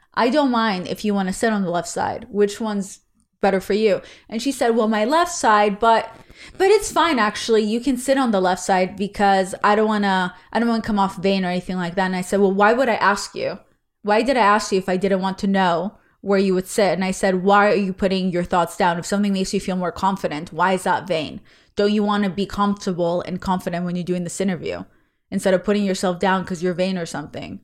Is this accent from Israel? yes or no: yes; Israel; English is a second language; moved away; I'm Israeli